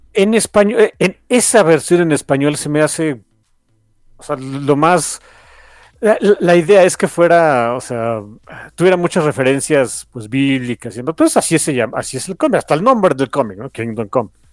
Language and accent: Spanish; Mexico; soy mexicano